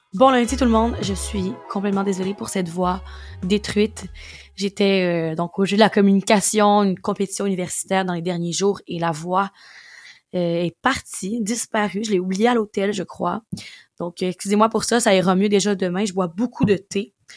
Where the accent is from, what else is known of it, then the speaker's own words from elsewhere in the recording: Quebec, Canada; On retourne chez nous au Québec